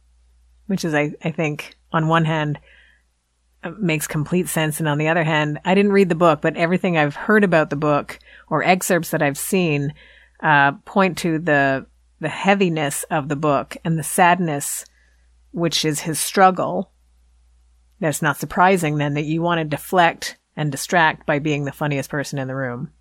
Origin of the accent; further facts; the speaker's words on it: Canada; accent: Canadian; my Canadian accent